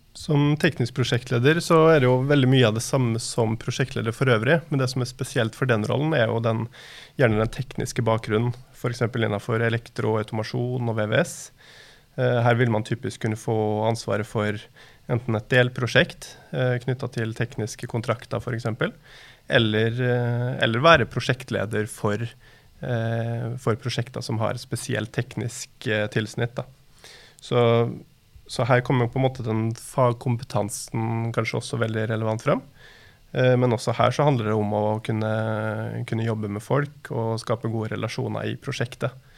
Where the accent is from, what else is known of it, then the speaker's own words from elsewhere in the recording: Molde, Møre og Romsdal, Norway; moved away as an adult; now in Oslo, Norway; Så kommer jeg fra Molde og bor, har bodd i Oslo da, de siste 15 årene.